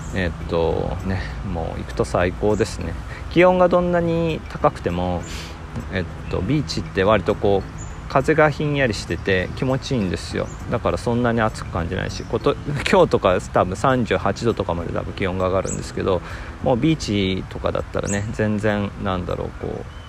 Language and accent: Japanese; Nagasaki, Japan; accent: Nagasaki dialect; moved away as an adult; also born or lived in Fukuoka; now in Perth, Australia; 生まれは長崎でえっと、数年前に、えっと、日本でホニャララバーガー中ハンバーガーが有名になっとった町の出身です